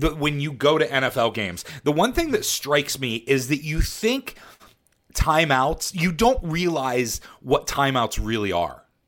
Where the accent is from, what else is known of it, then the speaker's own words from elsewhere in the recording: Western Pennsylvania, United States; moved away; also born or lived in Baltimore, Maryland; I grew up in Western Pennsylvania, so I grew up with the Pirates